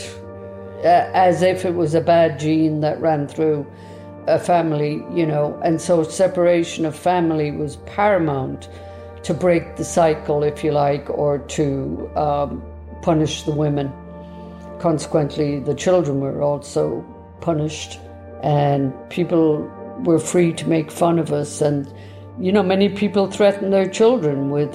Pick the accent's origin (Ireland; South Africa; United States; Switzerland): Ireland; Cork, Munster; I was born in the Bessborough Mother and Baby Institution in Cork